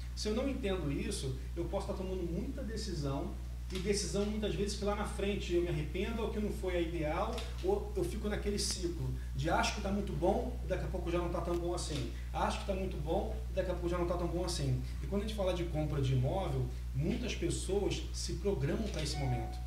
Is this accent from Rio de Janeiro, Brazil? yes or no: yes; Rio de Janeiro, Brazil; now in Espírito Santo, Brazil; Eu sou do Rio de Janeiro, é, morei um bom tempo aqui no Espírito Santo